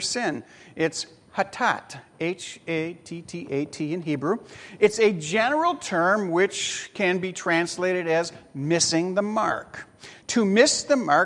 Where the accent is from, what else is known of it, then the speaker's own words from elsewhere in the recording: Chicago, Illinois, United States; When I was growing up in Chicago